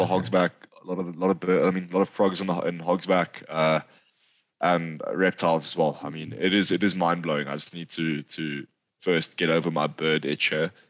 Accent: KwaZulu-Natal, South Africa; also born or lived in Ballito / Limpopo / Johannesburg; now in Pretoria, South Africa; I grew up in the Midlands.

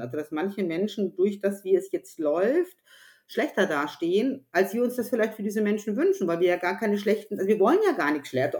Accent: Upper Franconia, Bavaria, Germany; Ich bin ja aus Oberfranken

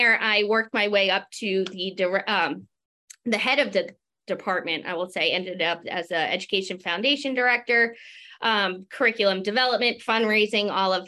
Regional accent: Long Island, New York, United States; moved away; I'm originally from Long Island, New York

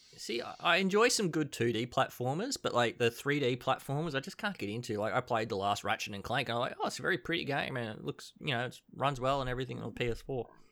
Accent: Queensland, Australia; I grew up at a farm in Queensland

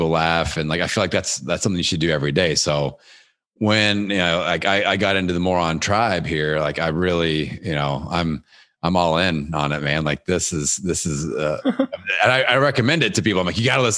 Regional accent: Indiana, United States; my hometown here in Indiana

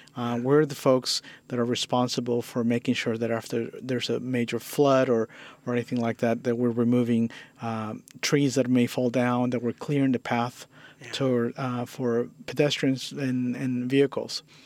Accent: Guatemala; now in San Francisco, United States; I, I, was born and raised in uh, Guatemala

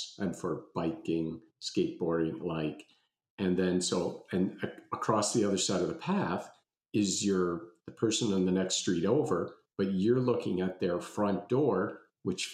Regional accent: Halifax, Nova Scotia, Canada; I grew up in Halifax and we moved around a whole bunch of times, what seemed like a whole bunch of times, probably four or five by the time I got to grade six

